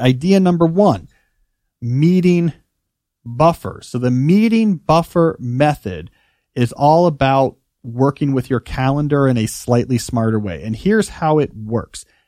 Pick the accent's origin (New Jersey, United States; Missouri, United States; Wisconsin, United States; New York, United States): New Jersey, United States; also born or lived in Houston, Texas; I moved after second grade from Houston to New Jersey